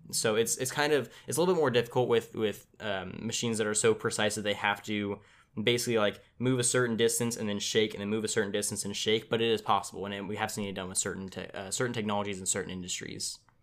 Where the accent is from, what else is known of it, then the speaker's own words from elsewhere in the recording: Tulare, California, United States; here in my, in my hometown of Tulare, I live in Tulare, California